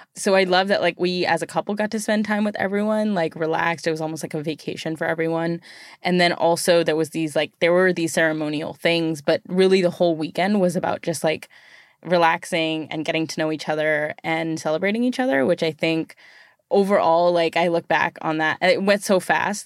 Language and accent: English; United States; being born here